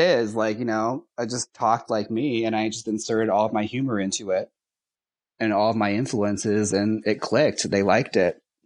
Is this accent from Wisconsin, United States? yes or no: yes; Milwaukee, Wisconsin, United States; I'm from Milwaukee.